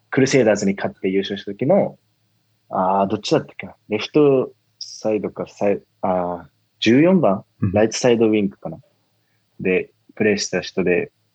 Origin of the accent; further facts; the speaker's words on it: Miyazaki, Japan; 僕は宮崎県出身